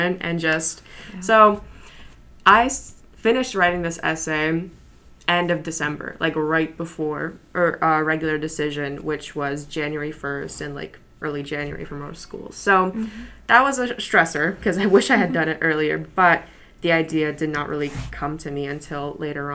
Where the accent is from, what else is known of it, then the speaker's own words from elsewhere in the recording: New York City, New York, United States; first language Polish; English is a second language; I grew up in Greenpoint and I've lived there all my life